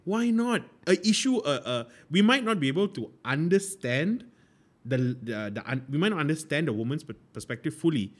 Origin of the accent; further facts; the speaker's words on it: Malaysia; we as Malaysians, I as a Malaysian